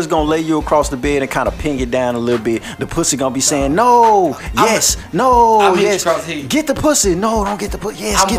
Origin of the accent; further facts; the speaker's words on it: Shreveport, Louisiana, United States; I'm from Shreveport, Waterside to be exact. I done stayed in every hood though.